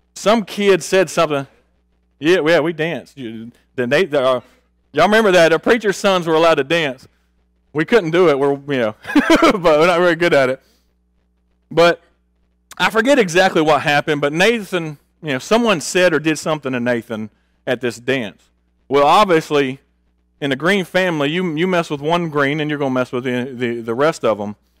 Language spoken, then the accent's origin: English; Augusta, Georgia, United States; also born or lived in Tulsa, Oklahoma; I was born in Tulsa, Oklahoma. When we were two, we moved to Augusta, Georgia.